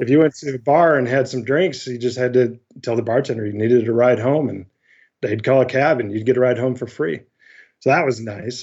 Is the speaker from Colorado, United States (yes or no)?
no; Northwest Ohio, United States; moved away as an adult; also born or lived in upstate New York; I grew up in Northwest Ohio